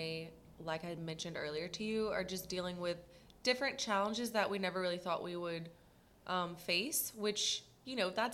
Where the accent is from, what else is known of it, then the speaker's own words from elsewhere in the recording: Lafayette, Louisiana, United States; also born or lived in St. Augustine, Florida / Billings, Montana; I was born and raised here in Lafayette, Louisiana